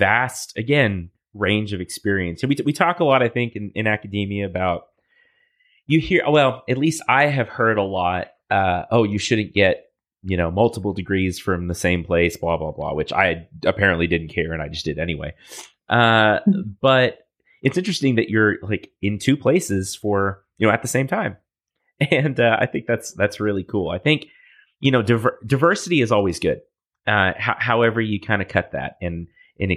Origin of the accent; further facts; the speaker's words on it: United States; I'm an American and we don't travel a lot